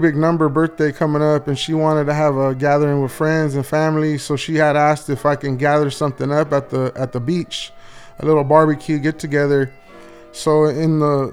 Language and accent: English; Los Angeles, California, United States; I grew up from a underprivileged community, Wilmington, California